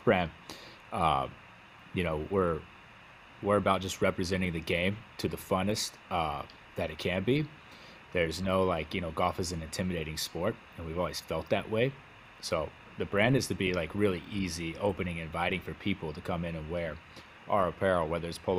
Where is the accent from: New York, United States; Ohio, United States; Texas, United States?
Texas, United States; West; I'm from West Texas. I grew up in West Texas, so clothing is not a thing back home